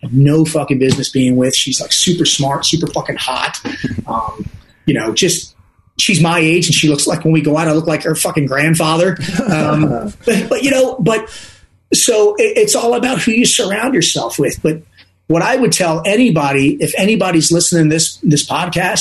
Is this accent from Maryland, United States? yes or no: yes; Dundalk, Maryland, United States; also born or lived in Owings Mills, Maryland; I'm from Dundalk, Maryland, not a good part of town